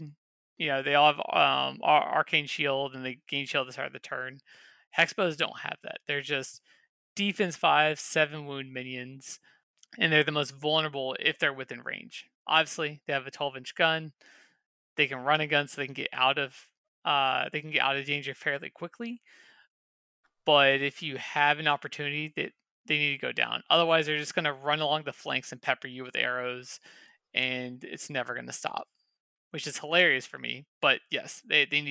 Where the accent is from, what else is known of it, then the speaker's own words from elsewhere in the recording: Kansas City, United States; moved away; I'm from Kansas City and I hate that place